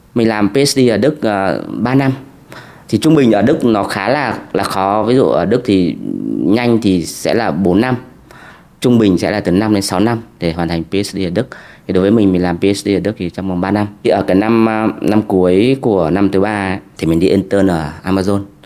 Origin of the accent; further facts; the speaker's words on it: Vietnam; moved away as an adult; also born or lived in Germany; người Việt thì mình sẽ nói tiếng Anh hoặc là tiếng Đức